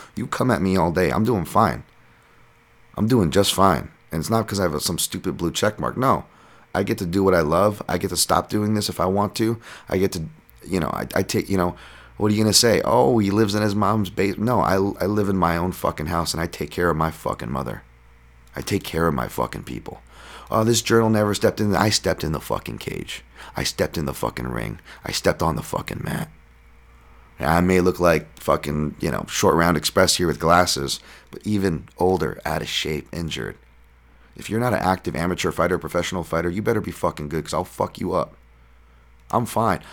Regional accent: United States; born or raised there

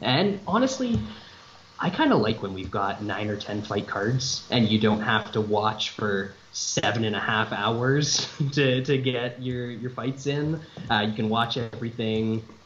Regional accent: Canada; north of the border

